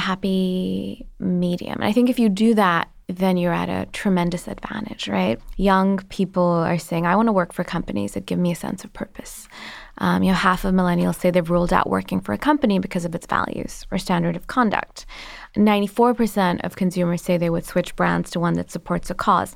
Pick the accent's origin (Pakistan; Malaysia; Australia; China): Pakistan; moved away as an adult; now in United States; I'm an immigrant, I'm Pakistani